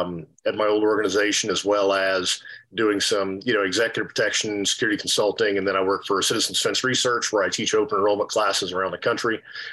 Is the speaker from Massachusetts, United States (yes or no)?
no; Texas, United States; Similar to Kurt, I'm a former 18 series guy. I was born and raised in Texas.